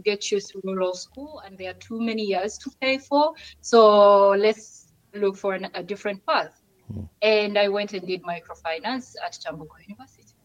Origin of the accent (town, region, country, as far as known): Kampala, Central Region, Uganda; born or raised there; moved away as an adult; now in Barcelona, Spain